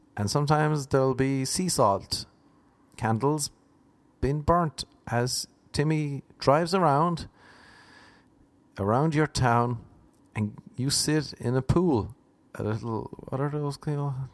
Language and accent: English; Ireland; moved away as an adult; also born or lived in Cork; now in Los Angeles, United States; I'm an Irishman trying to make it in LA.